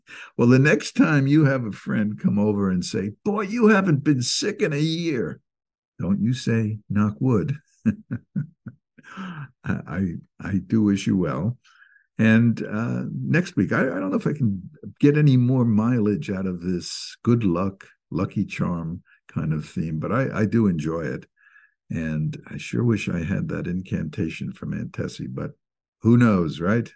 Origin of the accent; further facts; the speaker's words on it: Fort Lee, New Jersey, United States; I grew up in Fort Lee, New Jersey